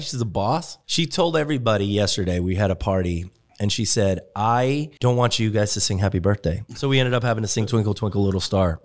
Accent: Germany; moved away; me growing up in Germany

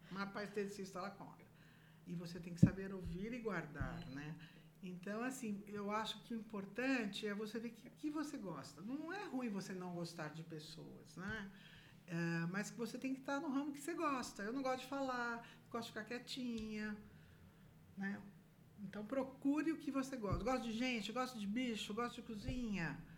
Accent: São Paulo, Brazil; Eu vim de São Paulo nunca tinha trabalhado na minha vida

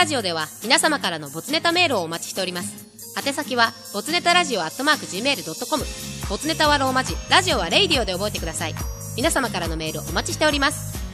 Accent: Osaka, Japan; also born or lived in Nakano, Tokyo; now in Tokyo, Japan; 大阪生まれ、大阪育ち。中野区在住、三十六歳男性

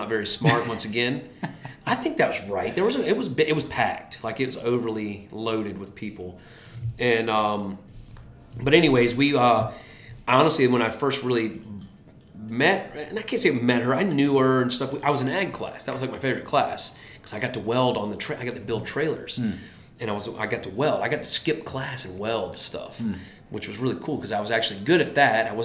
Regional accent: Currituck County, North Carolina, United States; Where I grew up is in Currituck County, North Carolina

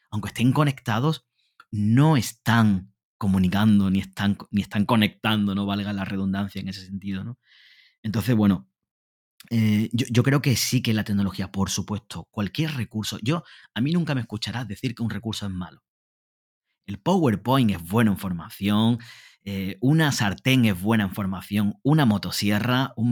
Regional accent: Honduras; Yo vengo de Honduras y no sé si el 40% de las escuelas hondureñas no tienen acceso a Internet más del 40%.

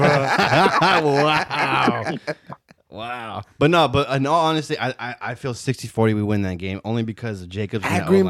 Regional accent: Oakland, California, United States; We're from Oakland.

